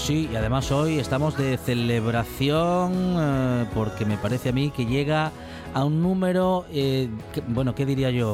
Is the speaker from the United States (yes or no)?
no; Asturias, Spain; como asturianos